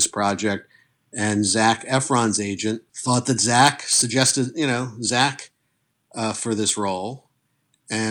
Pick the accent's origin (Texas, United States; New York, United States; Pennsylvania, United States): New York, United States; northern Westchester; also born or lived in Bridgeport, Connecticut / New Jersey; we ended up in northern Westchester by the time I was in first grade, which is an hour north of Manhattan, and that's where I spent my childhood